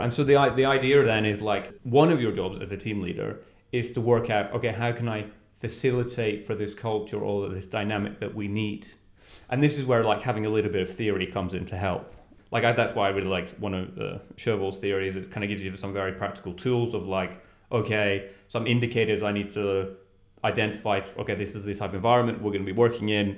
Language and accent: English; Scotland, United Kingdom; moved away as an adult; now in Norway; I grew up in Scotland